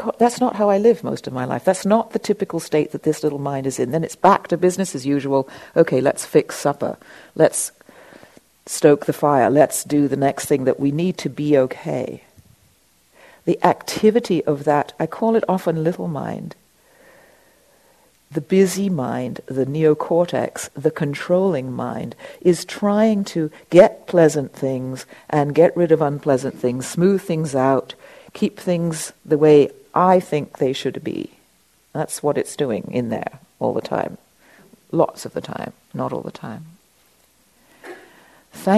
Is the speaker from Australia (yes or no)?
no; England, United Kingdom; I was raised in England